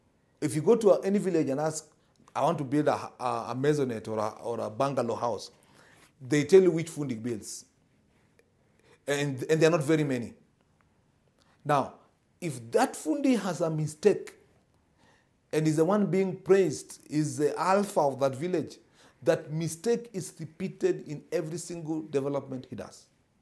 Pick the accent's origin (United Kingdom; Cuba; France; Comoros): Comoros; Moroni, Grande Comore; I come from Moroni, and you know, in my area for a long time, I used to wonder why all buildings were cracking.